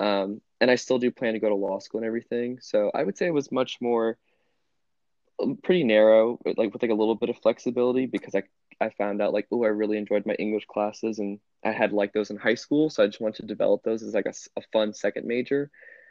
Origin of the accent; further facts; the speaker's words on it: Louisiana, United States; I grew up in a small town about an hour south of New Orleans